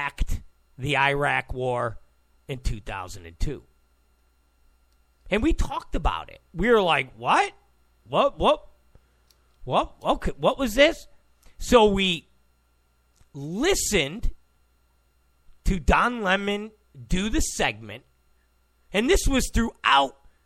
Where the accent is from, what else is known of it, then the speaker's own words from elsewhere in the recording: New York, United States; I grew up in New York